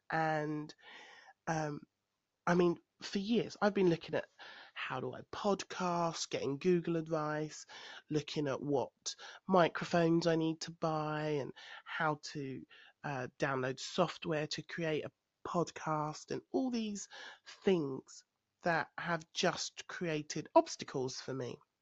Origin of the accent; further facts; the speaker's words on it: London, United Kingdom; moved away as an adult; I am a Londoner, but I live in the countryside